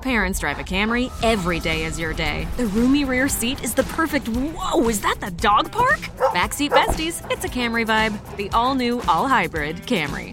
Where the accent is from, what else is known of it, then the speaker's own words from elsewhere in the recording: Pittsburgh, Pennsylvania, United States; as a Pitt football fan growing up in Pittsburgh